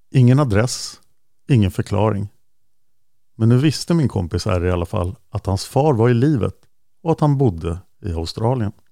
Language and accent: Swedish; Delhi, New York, United States; also born or lived in Manhattan; Jo, det är nämligen så att jag är född år 83 i Manhattan i New York till en svensk mamma och en jamaikansk pappa. När jag var 3-4 år gammal så flyttade vi till Upstate New York och till just Delhi